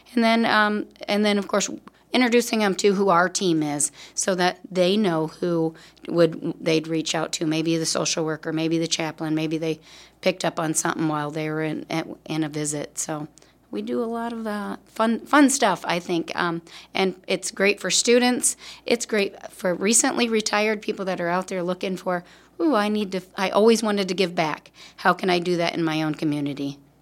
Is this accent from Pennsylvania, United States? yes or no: no; Davenport, Iowa, United States; I'm indeed from Davenport, Iowa